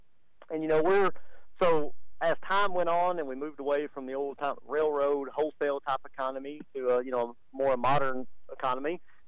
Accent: Stamford, Texas, United States; born or raised there

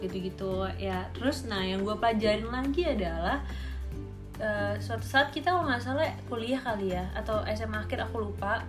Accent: Bontang, East Kalimantan, Indonesia; Kita lahir di Kalimantan Timur

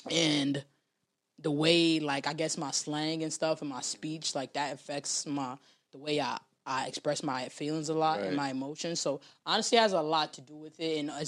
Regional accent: New York City, New York, United States; I'm born and raised in the South Bronx.

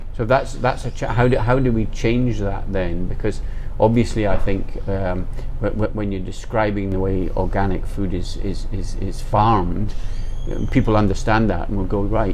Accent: Scotland, United Kingdom; I'm from Scotland

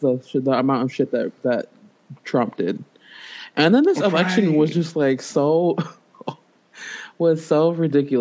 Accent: United States; American tax paying

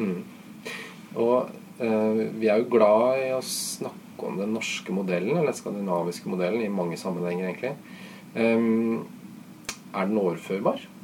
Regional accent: Norway

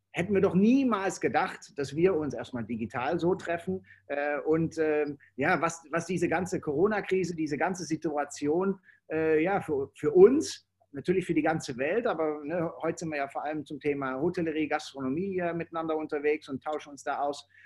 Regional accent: Netherlands; German is a second language; weil ich als Holländer, äh, ich nehme das dann nicht so eng und für mich ist es auch ein bisschen einfacher.

